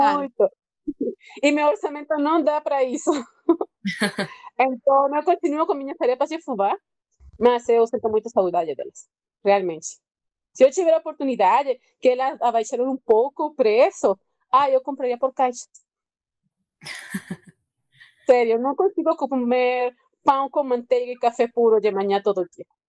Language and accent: Portuguese; Venezuela; Portuguese is a second language; moved away as an adult; also born or lived in Rio de Janeiro, Brazil; now in Brazil; eu sou venezuelana